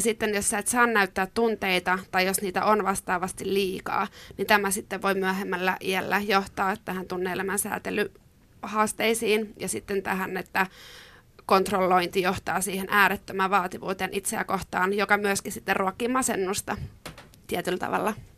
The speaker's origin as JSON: {"language": "Finnish", "region": "Ostrobothnia", "country": "Finland", "tie": "born or raised there", "said": "mä oon kasvanut pienellä paikkakunnalla Pohjanmaalla"}